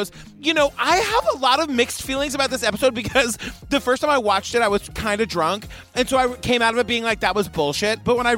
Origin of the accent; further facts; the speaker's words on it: Massachusetts, United States; I grew up in Massachusetts.